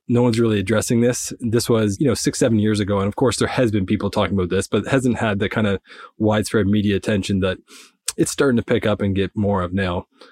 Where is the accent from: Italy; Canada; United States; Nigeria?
Canada; Nova Scotia; I'm from the east coast of Canada in Nova Scotia.